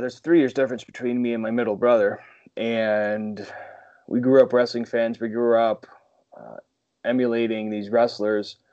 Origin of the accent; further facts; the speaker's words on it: Northeast, United States; growing up in the Northeast like I did